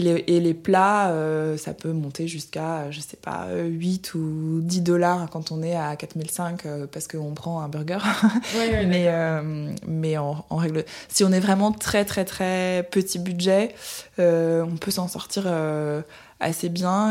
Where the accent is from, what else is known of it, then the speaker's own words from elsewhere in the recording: Budapest, Hungary; rentrer chez moi en Hongrie, à Budapest